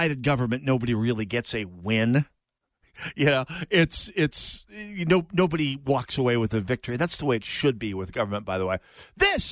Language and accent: English; Jamestown, North Dakota, United States; moved away as an adult; my hometown of Jamestown is one of the towns in North Dakota